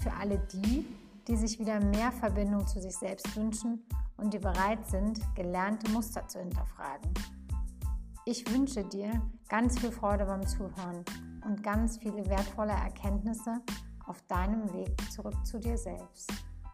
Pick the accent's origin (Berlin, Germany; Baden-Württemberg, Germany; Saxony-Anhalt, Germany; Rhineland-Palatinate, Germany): Berlin, Germany; also born or lived in Stockholm; now in Munich, Germany; Als gebürtige Berlinerin lebe ich nach einem Zwischenstopp in Stockholm nun mit meiner Familie im Norden Münchens